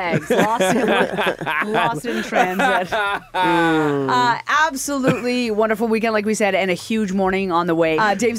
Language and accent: English; Halifax, Nova Scotia, Canada; now in Toronto, Canada; I grew up in Halifax, Nova Scotia.